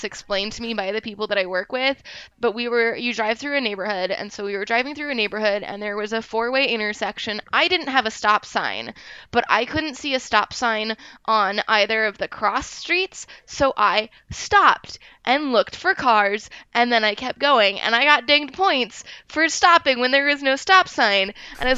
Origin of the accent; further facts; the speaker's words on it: Olympia, Washington, United States; I'm from Olympia